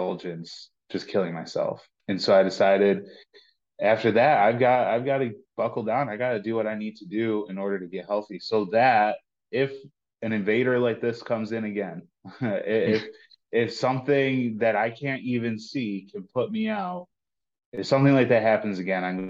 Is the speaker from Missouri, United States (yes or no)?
no; Lockport, New York, United States; I'm from Buffalo, north of Buffalo, and born and raised in Lockport